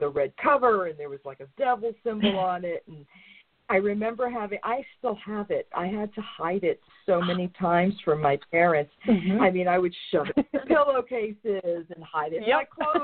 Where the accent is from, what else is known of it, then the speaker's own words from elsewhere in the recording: New York, United States; I used to go into Manhattan because I'm from New York